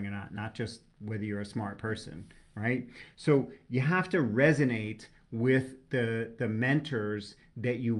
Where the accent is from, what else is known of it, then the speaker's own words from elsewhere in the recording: New York, United States; I'm a New Yorker. I speak colorfully